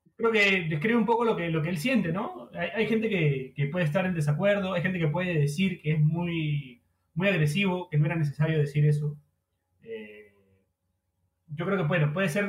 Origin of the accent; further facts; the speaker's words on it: Peru; creo que en Perú no tiene tanta importancia